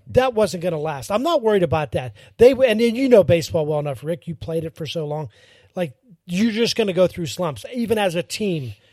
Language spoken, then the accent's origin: English; Pittsburgh, Pennsylvania, United States; now in Florida, United States; I'm born and raised in Pittsburgh.